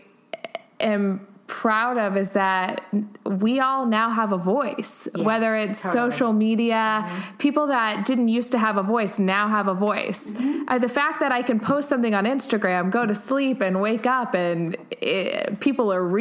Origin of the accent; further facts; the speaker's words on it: Houston, Texas, United States; moved away as an adult; also born or lived in Auburn, Alabama; I grew up in Houston, Texas. I went to school in Auburn, Alabama. Mm-hmm. My roots are in the South.